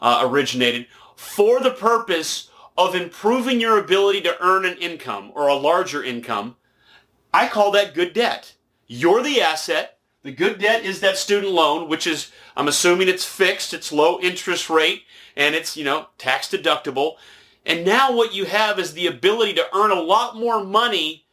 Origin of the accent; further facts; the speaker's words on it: Nashville, Tennessee, United States; moved away; I'm originally from Nashville